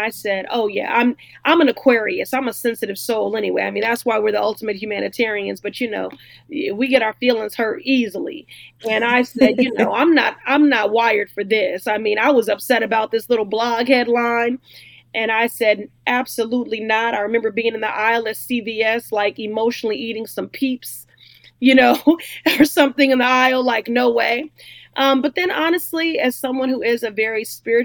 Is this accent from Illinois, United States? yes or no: yes; Chicago, Illinois, United States; moved away as an adult; now in Boston, United States; I was raised in Chicago, but I left at 18 to attend Boston University.